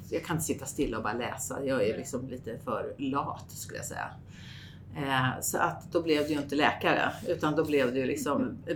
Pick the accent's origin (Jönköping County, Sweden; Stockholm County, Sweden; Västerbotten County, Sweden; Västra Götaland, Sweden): Stockholm County, Sweden; Österskär; also born or lived in Saltsjöbaden / Grythyttan / Skarpö; jag är egentligen född ute i Österskär